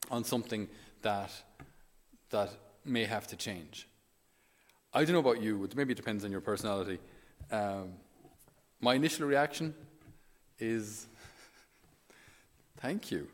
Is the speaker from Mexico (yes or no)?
no; Ireland; as an Irish person